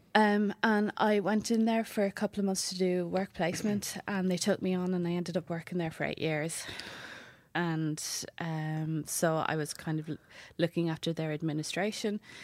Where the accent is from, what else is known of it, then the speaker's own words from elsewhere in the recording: Wexford, Leinster, Ireland; I'm from Waxford